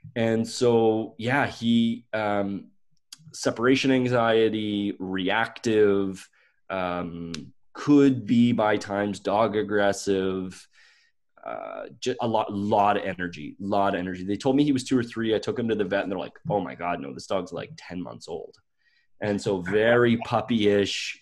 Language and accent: English; Stellarton, Nova Scotia, Canada; I grew up in Nova Scotia, Canada